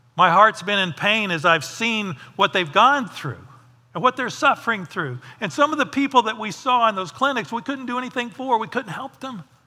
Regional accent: United States; I'm not the American with all the answers.

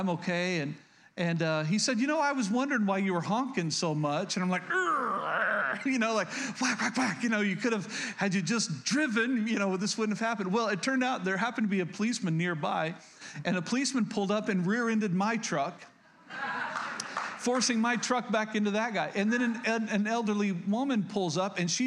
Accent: Oklahoma, United States; moved away; I was born and raised in Oklahoma

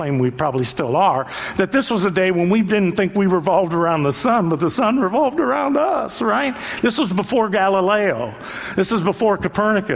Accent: Youngstown, Ohio, United States; I grew up in Youngstown

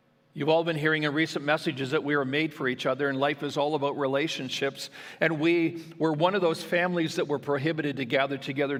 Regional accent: Ontario, Canada; now in Alberta, Canada; my hospital that actually I was born in back in Ontario, where my mom and my sister and their families live

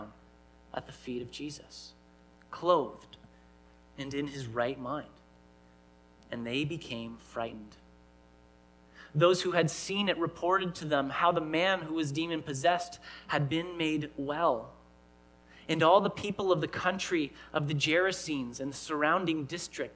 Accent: Canada; I grew up here in Canada

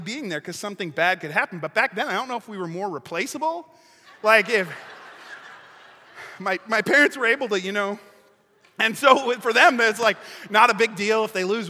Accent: Lake Michigan, Midwest, United States; I grew up right on Lake Michigan.

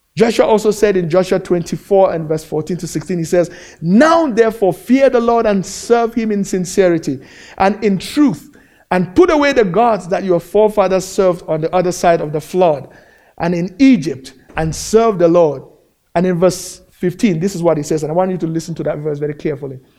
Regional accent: Cameroon; moved away as an adult; now in United States; back in my home country in, uh, in Cameroon, in Central Africa

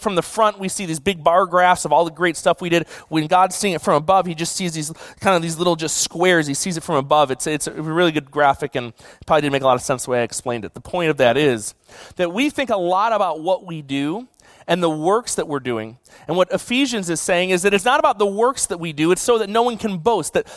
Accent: Buffalo, New York, United States; now in California, United States; I grew up in Buffalo

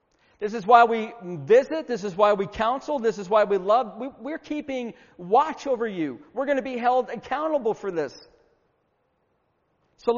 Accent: Syracuse, New York, United States; moved away; also born or lived in Virginia / Marietta, Georgia; I grew up in Syracuse, New York

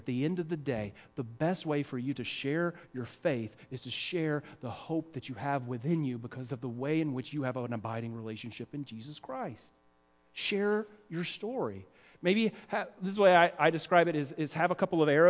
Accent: the South, United States; accent: southern; moved away; I'm from the South

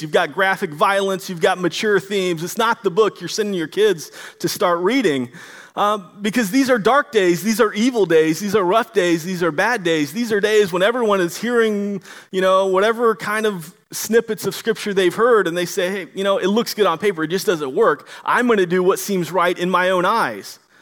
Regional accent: Florida, United States; now in Washington, United States; I'm originally from Florida

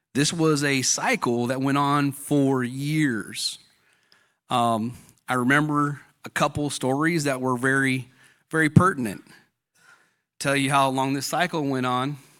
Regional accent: Fontana, California, United States; I grew up in Fontana, California

